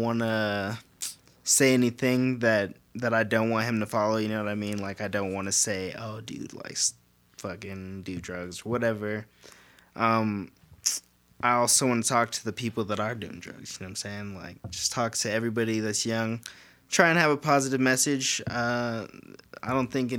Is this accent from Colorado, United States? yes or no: yes; Colorado, United States; moved away as an adult; also born or lived in Georgia / Denver; now in New Mexico, United States; I moved to Colorado when I was like 2